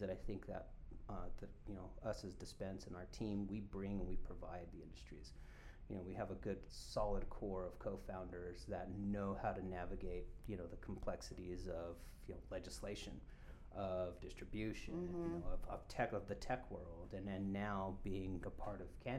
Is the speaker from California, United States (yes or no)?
no; Colorado, United States; I'm born and raised in Colorado